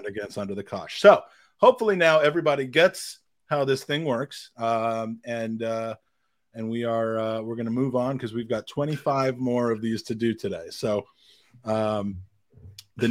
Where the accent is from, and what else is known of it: United States